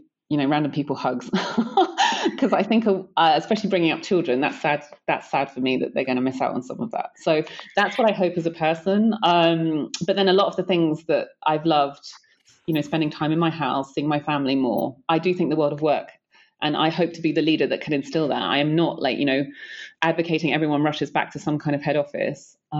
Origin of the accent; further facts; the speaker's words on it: London, United Kingdom; I'm a Londoner by birth